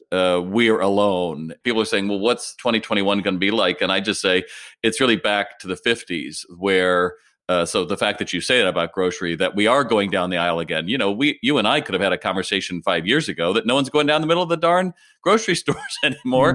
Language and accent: English; United States; as an American